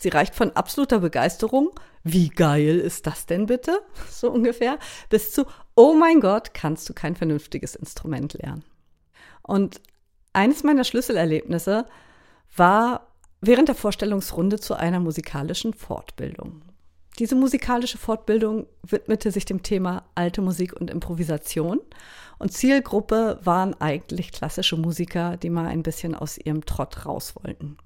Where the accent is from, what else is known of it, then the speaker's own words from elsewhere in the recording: Baltic coast of Schleswig-Holstein, Germany; moved away as an adult; also born or lived in Berlin; now in Lüneburg Heath, Germany; ich komme ursprünglich von der schleswig-holsteinischen Ostseeküste. Ich bin also direkt am Meer aufgewachsen